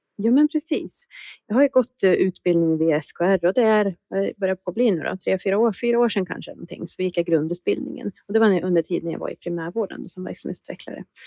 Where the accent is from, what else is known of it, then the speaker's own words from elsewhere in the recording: Västerås, Västmanland, Sweden; jag är också uppvuxen i Västmanland, bott i Västmanland, eller i Västerås hela mitt liv